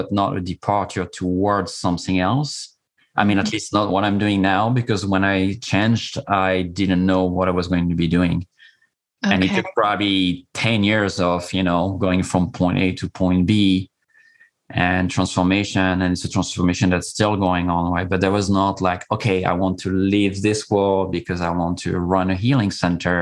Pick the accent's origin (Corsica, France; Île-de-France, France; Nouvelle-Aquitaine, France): Corsica, France; I'm coming from Corsica. It's a small island in the Mediterranean